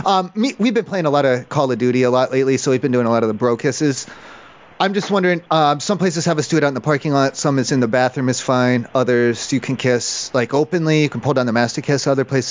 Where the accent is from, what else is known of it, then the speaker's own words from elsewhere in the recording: Ohio, United States; Okay, I'm from Ohio. I'm not from this state.